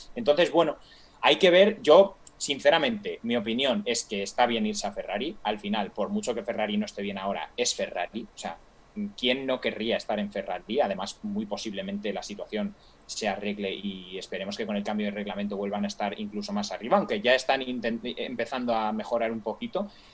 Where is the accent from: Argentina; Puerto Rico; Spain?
Spain; soy español